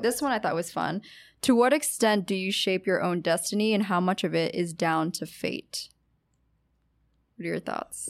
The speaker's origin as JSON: {"language": "English", "region": "Pennsylvania", "country": "United States", "tie": "born or raised there", "also_born_or_lived": "Orange County, California / Los Angeles, California", "moved": "as an adult", "lives_now": "New York, United States", "said": "I'm from Pennsylvania, the East Coast"}